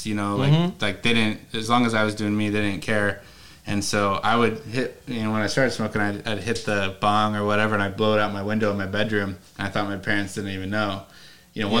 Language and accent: English; Spokane, Washington, United States; also born or lived in Seattle, Washington; now in New York, United States; Spokane, where I grew up.